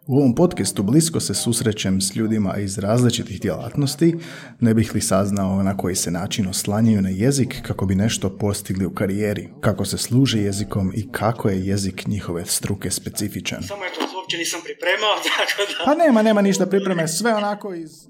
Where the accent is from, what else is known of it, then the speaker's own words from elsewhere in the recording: Belišće, Osijek-Baranja County, Croatia; ja sam iz Belišća.